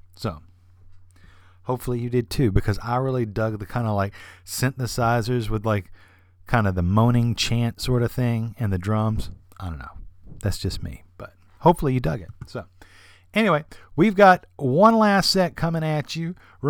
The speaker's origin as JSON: {"language": "English", "region": "Alabama", "country": "United States", "said": "I'm from Alabama, as was Sun Ra."}